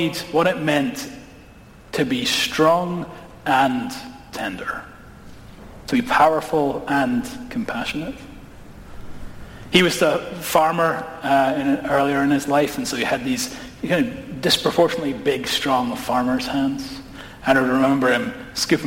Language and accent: English; Edinburgh, Scotland, United Kingdom; I grew up in Edinburgh, which is a city